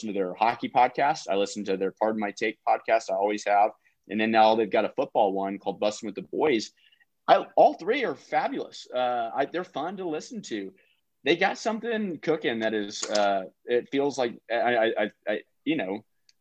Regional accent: Austin, Texas, United States; moved away as an adult; also born or lived in North Carolina; I was from Austin, Texas

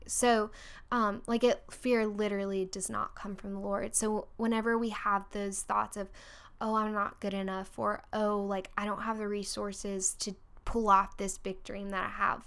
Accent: Orlando, Florida, United States; moved away as an adult; also born or lived in Texas / Virginia; now in Birmingham, United States; I'm originally from Orlando, Florida, and then, um, went to Virginia to go to school

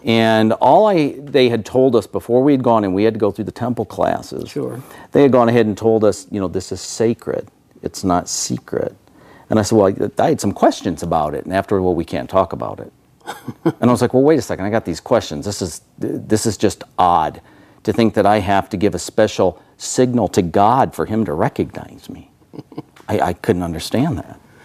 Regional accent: Michigan, United States; moved away; I was born and raised in Michigan back east

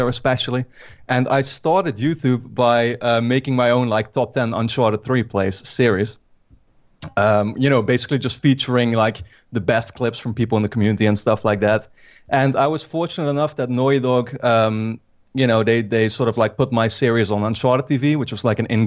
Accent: Netherlands; I'm from the Netherlands.

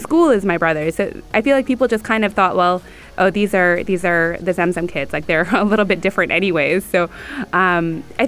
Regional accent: Abu Dhabi, United Arab Emirates; also born or lived in Sharjah; we were raised outside of Sharjah. So we were raised in the capital

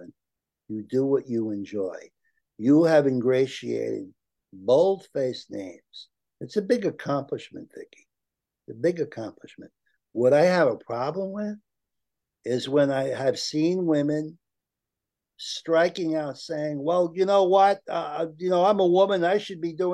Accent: United States; I'm an American, very proud of my Italian heritage

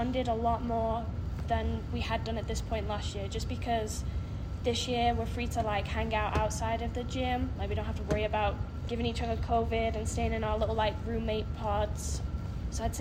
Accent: England, United Kingdom; moved away as an adult; now in Salt Lake City, United States; I'm from England, and I lived there for 18 years

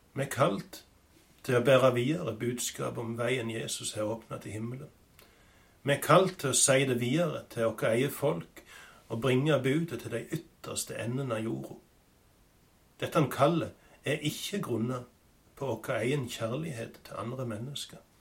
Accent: Sokndal, Rogaland, Norway; hjemme på Vatland i Sokndal, på gården der jeg har vokst opp

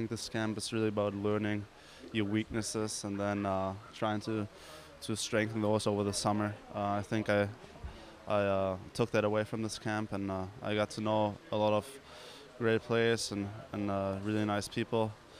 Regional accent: Cologne, North Rhine-Westphalia, Germany; moved away; also born or lived in Western Michigan; It was also my hometown, Cologne

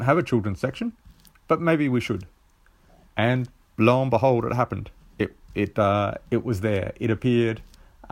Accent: South Australia, Australia; I'm from Australia, from South Australia, and I'm quite possibly the most southern located submitter

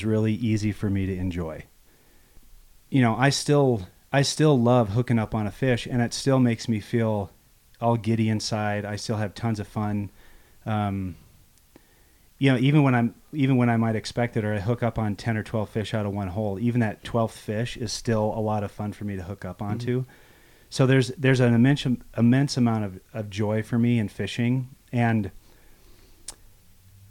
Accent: Loveland, Colorado, United States; also born or lived in Grand Junction; I was born in Loveland in 1979

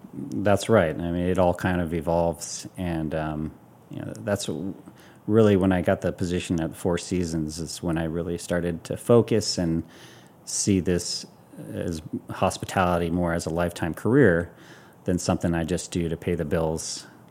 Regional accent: Hawaii, United States; growing up in Hawaii

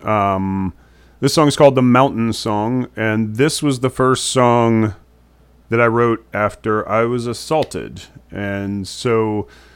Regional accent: Tallahassee, Florida, United States; I'm from Tallahassee, Florida myself. Not a fan of the place. This is my ode to my hometown

